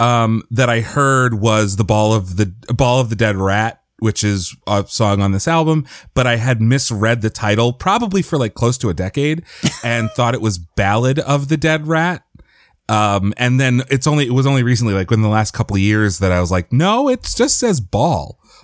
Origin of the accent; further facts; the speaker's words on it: Philadelphia, Pennsylvania, United States; I grew up in Philadelphia and I went to school in Boston and at Boston University.